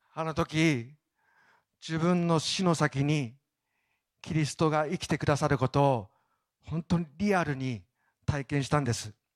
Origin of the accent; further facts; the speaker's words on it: Obihiro, Hokkaido, Japan; moved away; 帯広に行く際は、ぜひ、かな、片田舎にあります、私の実家